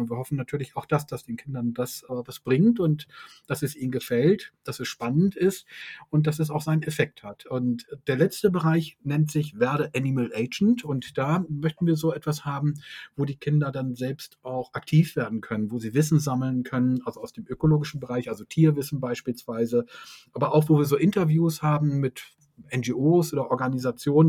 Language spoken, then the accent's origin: German; Hamburg, Germany; wir kommen auch beide aus Hamburg